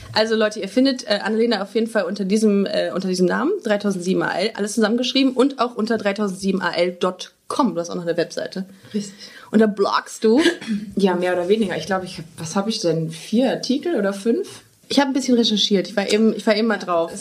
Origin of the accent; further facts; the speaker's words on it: Düsseldorf, North Rhine-Westphalia, Germany; moved away as an adult; also born or lived in Würzburg; now in Cologne, Germany; ich komme ja ursprünglich aus Düsseldorf